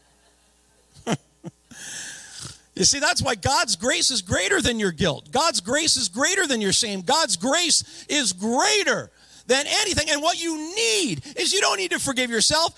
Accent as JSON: {"language": "English", "town": "Napanee", "region": "Ontario", "country": "Canada", "tie": "born or raised there", "said": "I was born and raised in Napanee"}